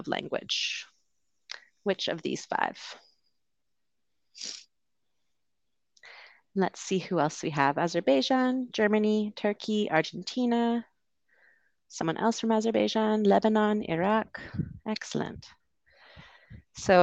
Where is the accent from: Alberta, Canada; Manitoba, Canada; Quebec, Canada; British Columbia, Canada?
British Columbia, Canada; Vancouver; moved away as an adult; also born or lived in London, United Kingdom; I'm from Canada originally, the West Coast, Vancouver